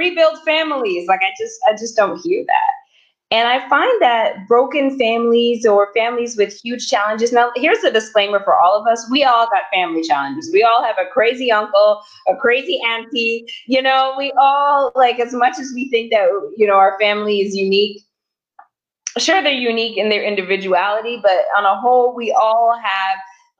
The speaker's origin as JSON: {"language": "English", "town": "Toronto", "region": "Ontario", "country": "Canada", "moved": "as an adult", "lives_now": "Los Angeles, United States", "said": "I was originally from Toronto, and I was living in Toronto at the time a few years back"}